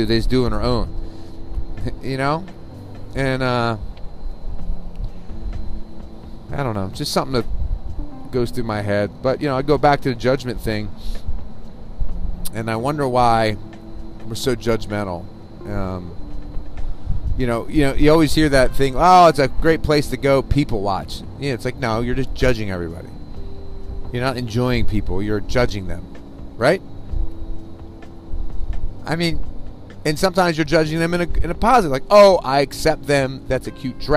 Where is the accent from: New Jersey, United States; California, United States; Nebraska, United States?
New Jersey, United States; growing up in New Jersey